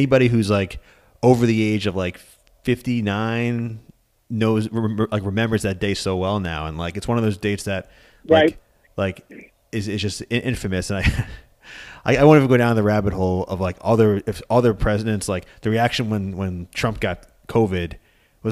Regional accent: Long Island, New York, United States; moved away as an adult; also born or lived in Atlanta; I grew up on Long Island.

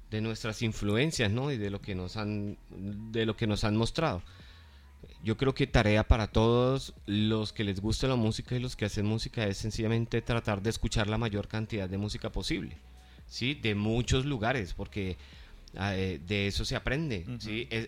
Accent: Colombia; eh, todos somos colombianos

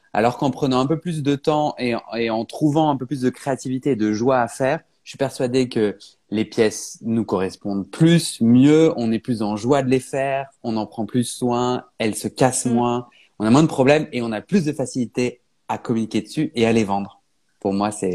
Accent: Paris, Île-de-France, France; je suis parisien

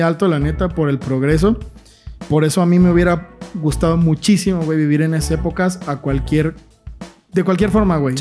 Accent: Mexico

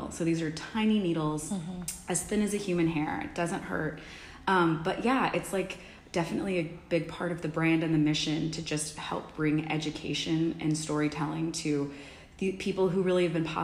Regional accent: Dallas, Texas, United States; moved away as an adult; also born or lived in Ecuador / Washington, D.C. / Los Angeles; now in New York City, United States; I was born and raised in Dallas

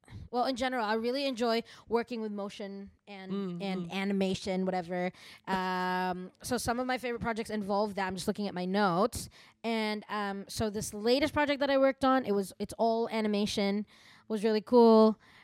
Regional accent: New York, United States; All I'm going to say is, I'm from New York.

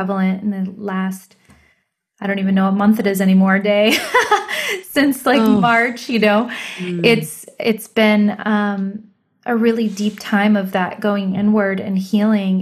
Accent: United States; we're American because we were born here

